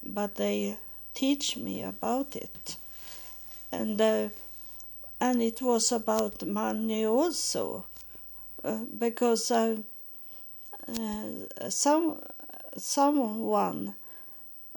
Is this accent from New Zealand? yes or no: no; Sweden; English is a second language; moved away as an adult; also born or lived in United States; to go back to my home country, Sweden